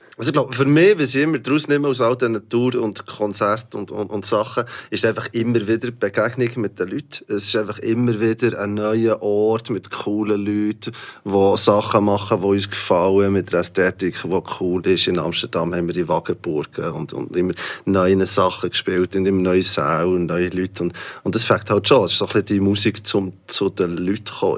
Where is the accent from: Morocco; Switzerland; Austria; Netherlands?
Switzerland; wir sind alle Schweizer